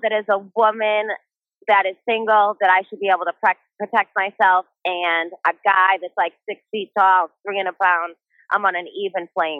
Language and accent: English; Brockton, Massachusetts, United States; I'm from Massachusetts. I'm from the South Shore. I'm representing the South Shore. City of Champions. You know, Rocky Marciano. I hold it down.